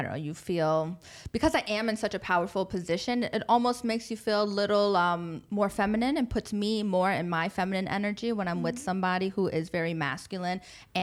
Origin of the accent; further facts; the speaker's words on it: United States; moved away as an adult; now in Dubai, United Arab Emirates; my experience as an American expat at that time.